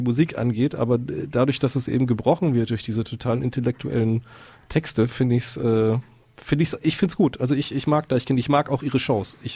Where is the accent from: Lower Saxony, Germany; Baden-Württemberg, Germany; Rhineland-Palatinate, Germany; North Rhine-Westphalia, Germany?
Lower Saxony, Germany; Ich bin auch so ein Fischkopf fast. Also ich komme aus dem Emsland, aus dem sehr nördlichen Teil, so 50 Kilometer von der Nordsee.